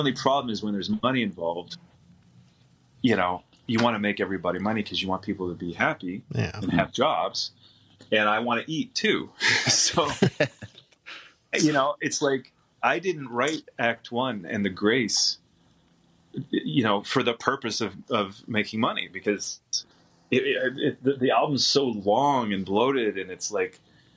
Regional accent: Windsor, Ontario, Canada; my hometown

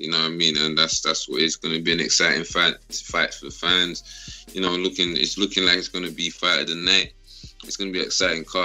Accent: London, United Kingdom; I'm from South London, man. New Cross originally

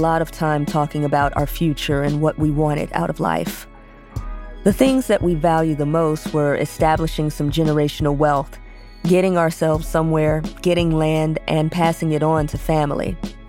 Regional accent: Chicago, Illinois, United States; moved away as an adult; now in Conway, United States; I was born and raised in Chicago, but my mother hails from Memphis, Tennessee.

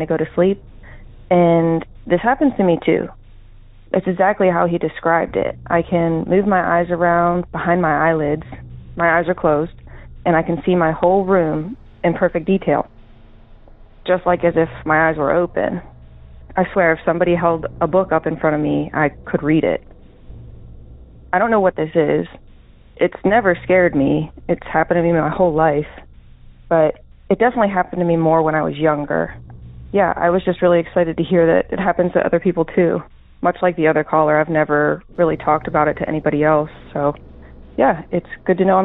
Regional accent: Pennsylvania, United States; I'm from Pennsylvania

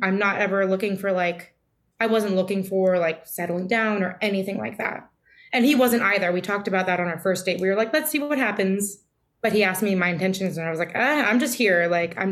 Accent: California, United States; moved away; We're both from California

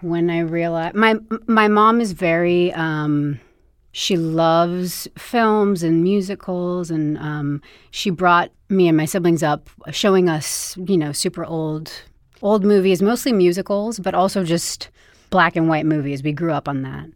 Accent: Bedford, New York, United States; I grew up in Bedford, New York.

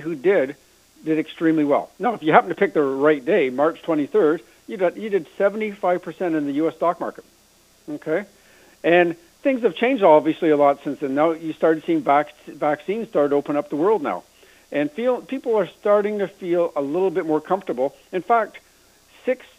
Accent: Canada; we're Canadian here

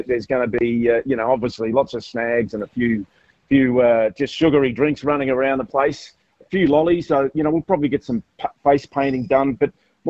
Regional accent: Melbourne, Victoria, Australia; now in Sydney, Australia; I grew up in Melbourne

